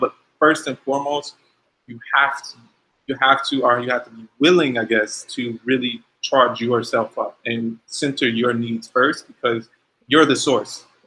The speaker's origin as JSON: {"language": "English", "region": "Ohio", "country": "United States", "said": "I'm from Ohio"}